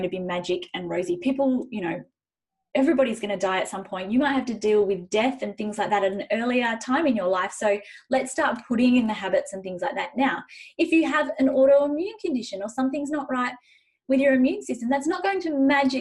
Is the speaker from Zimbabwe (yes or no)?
yes; Zimbabwe; now in Western Australia, Australia; I was born in Zimbabwe